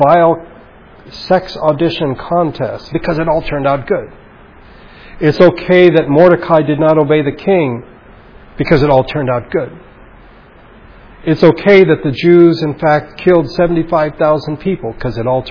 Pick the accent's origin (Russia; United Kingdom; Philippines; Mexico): Philippines; Baguio, Cordillera Administrative Region; moved away; my hometown, of Baguio